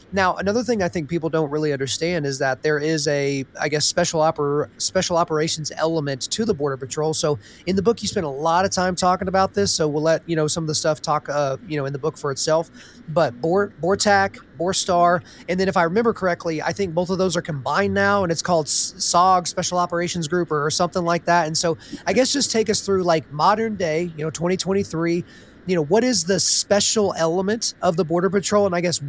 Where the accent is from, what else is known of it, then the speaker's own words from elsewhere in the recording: Los Angeles, California, United States; Oh, and by the way, I grew up in Los Angeles.